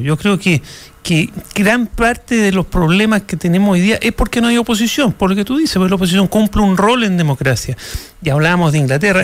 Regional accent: Chile; nos merecemos un momento de grandeza como sociedad chilena

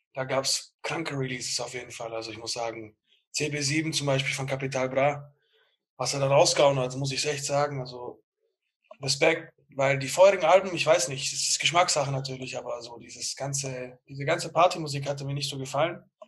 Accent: Bietigheim, Baden-Württemberg, Germany; ich komme aus Bietigheim.

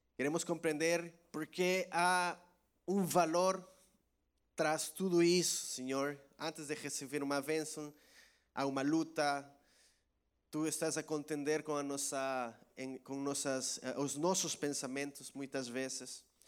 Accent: El Salvador; Portuguese is a second language; moved away as an adult; now in Portugal; em minha terra, lá em El Salvador

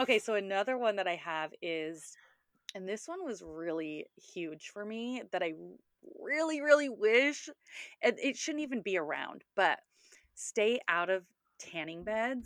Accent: Sacramento, California, United States; also born or lived in Orange County, California; I grew up in Sacramento, and then right after high school, I moved to Orange County

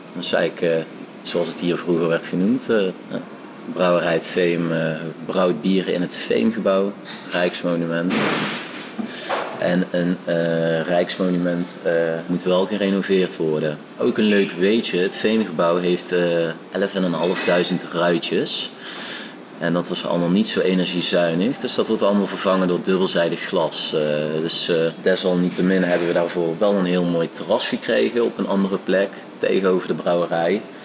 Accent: Eindhoven, North Brabant, Netherlands; Ik eh, ben geboren en getogen in Eindhoven

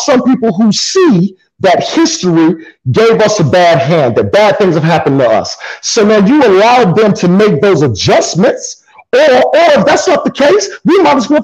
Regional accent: South Carolina, United States; I was raised in South Carolina

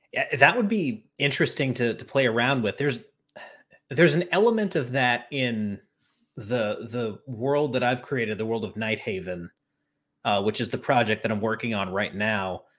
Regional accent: Charlotte, North Carolina, United States; I'm from Charlotte

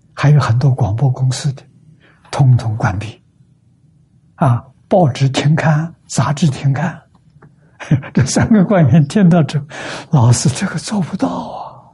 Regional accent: China; 我们中国人叫说一个字

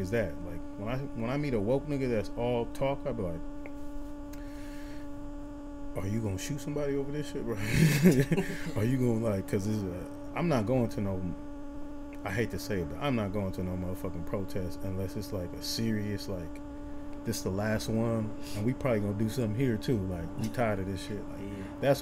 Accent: Oakland, California, United States; I'm from Oakland

